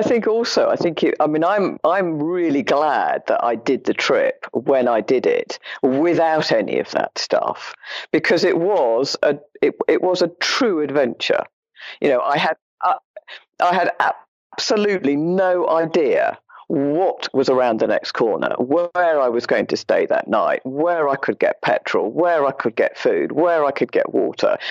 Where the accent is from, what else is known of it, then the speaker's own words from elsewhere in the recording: London, United Kingdom; When I was growing up in London, I was a child